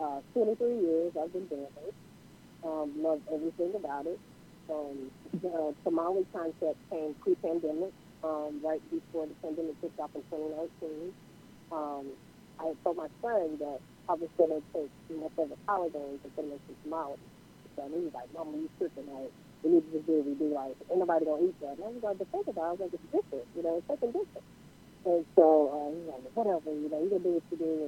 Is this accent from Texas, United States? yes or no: yes; Houston, Texas, United States; I'm from Houston, Texas.